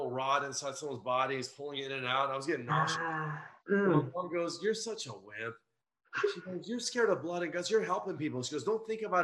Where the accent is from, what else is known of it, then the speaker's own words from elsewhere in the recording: Los Angeles, California, United States; I grew up in Los Angeles